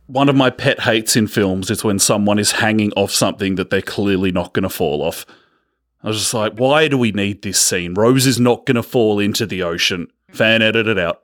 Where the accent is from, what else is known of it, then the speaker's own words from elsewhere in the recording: Australia; We're from Australia